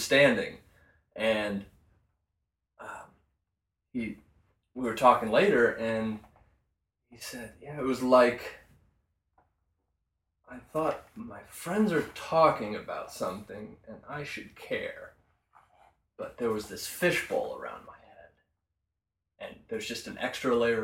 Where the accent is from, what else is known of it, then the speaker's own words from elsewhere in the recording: Indiana, United States; we're in Indiana, so growing up in Indiana